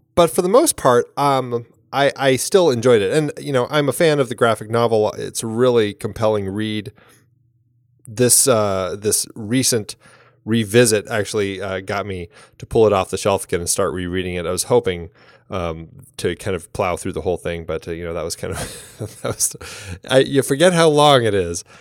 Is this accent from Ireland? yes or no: yes; Ireland; as an Irish woman